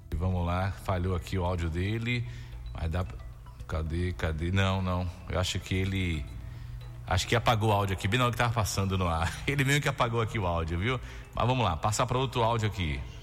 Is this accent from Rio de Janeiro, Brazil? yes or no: no; Jequié, Bahia, Brazil; Naquele trecho ali, já perto da Pedreira, né? onde meus pais moram, onde eu nasci, me criei até hoje